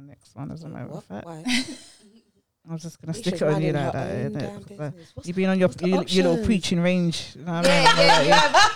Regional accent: London, United Kingdom; accent: cockney; I've been brought up in East London

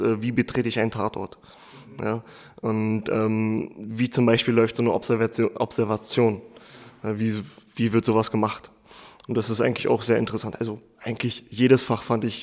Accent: Berlin, Germany; ich bin im Wedding groß geworden, was, sage ich mal, in Berlin ein Problembezirk ist

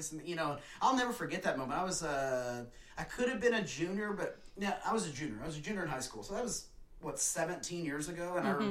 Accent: West Texas, United States; growing up in West Texas high school, junior high

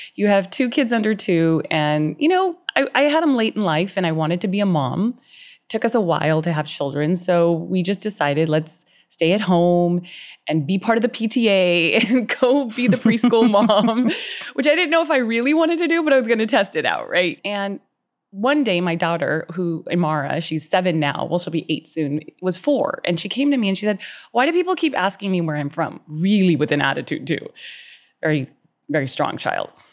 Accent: Southern California, United States; I lived in Southern California, born and raised my whole life

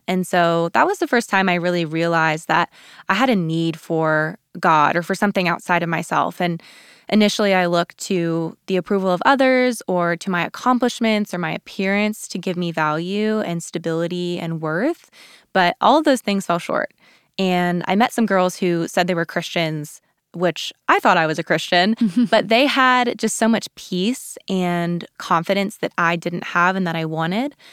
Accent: Colorado, United States; moved away as an adult; also born or lived in Texas; I grew up in Colorado

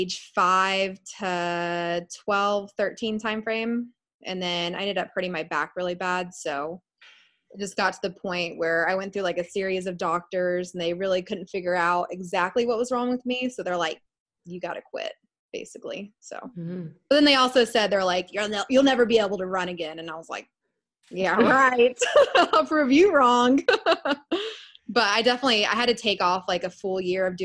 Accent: Austin, Texas, United States; also born or lived in Orlando, Florida; I'm born and raised in Austin. Been here for almost 27 years

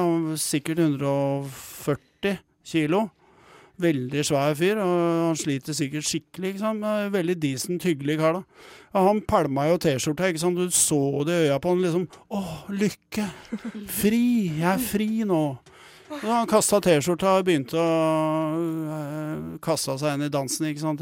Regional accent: Oslo, Norway; jeg er fra Bjølsen sjøl.

